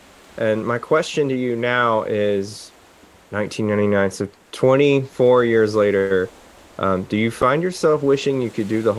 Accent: Tennessee, United States; I grew up in Tennessee where you're landlocked.

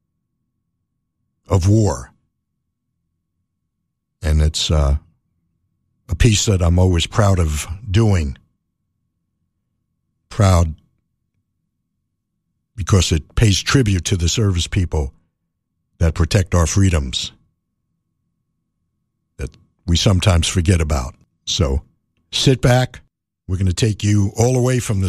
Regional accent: New York City, New York, United States; I grew up in New York City

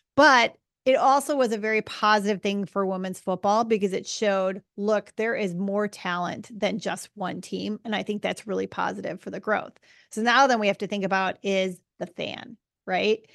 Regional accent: United States; as an American

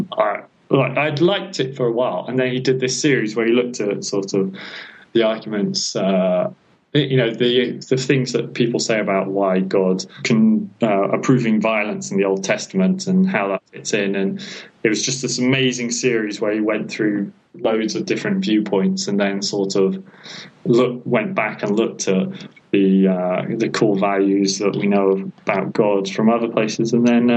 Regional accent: United Kingdom; moved away as an adult; also born or lived in Ukraine; now in Spain; I'm a British person

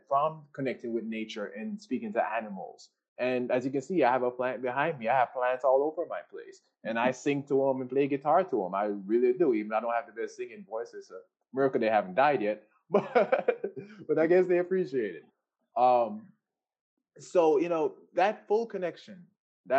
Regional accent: Jamaica; everybody knows I'm Jamaican

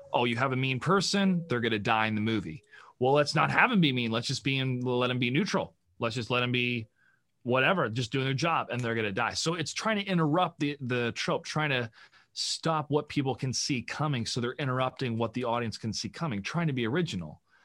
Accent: United States; as an American citizen

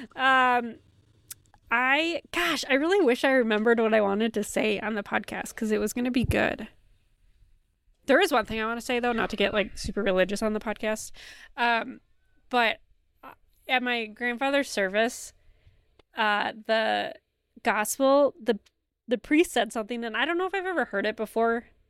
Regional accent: near Summerfest, Wisconsin, United States; growing up near Summerfest

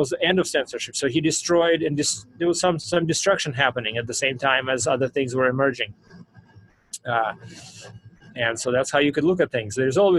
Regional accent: Russia; English is a second language; I grew up in the Soviet Union times, before democracy was, you know, so I'm very familiar with what it was like. Soviet Union, I grew up in the 80s, and that was the end of Soviet Union

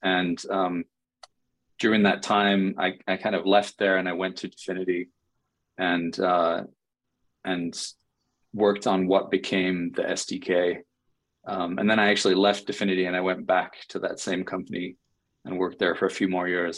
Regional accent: England, United Kingdom; moved away as an adult; also born or lived in New York City; now in United States; I'm from England originally, and I moved to uh-huh. the US about 10 years ago

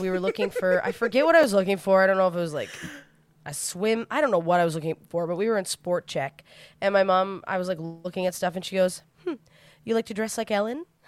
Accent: New Brunswick, Canada; I'm from New Brunswick, where everyone I know came out when they moved to Toronto

